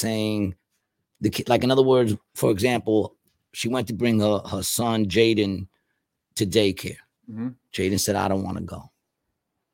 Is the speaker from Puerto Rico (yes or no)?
yes; Puerto Rico; I'm saying that as a Puerto Rican from the hood